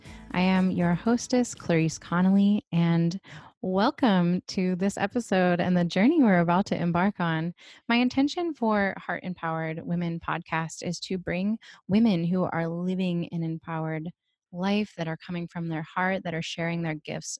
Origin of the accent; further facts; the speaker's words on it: East Coast, United States; moved away; I'm originally from the East Coast.